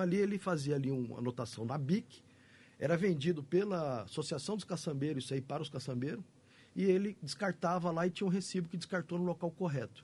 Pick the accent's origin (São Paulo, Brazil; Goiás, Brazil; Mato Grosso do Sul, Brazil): Mato Grosso do Sul, Brazil; Campo Grande; Eu sou, nasci aqui, né, Nasci na Cano Mariano, sou Campo Grandense, minha família é toda daqui